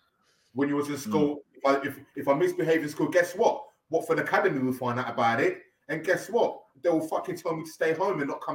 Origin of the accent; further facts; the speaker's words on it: Ghana; now in England; I'm from Ghana as well.